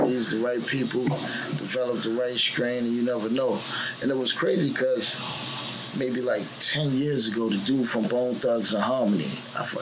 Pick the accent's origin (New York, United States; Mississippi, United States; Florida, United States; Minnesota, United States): New York, United States; New York City; moved away; also born or lived in New Jersey; I'm from New York City. You dig? Queensbridge, so I rep Jersey, too, because I lived in Jersey long enough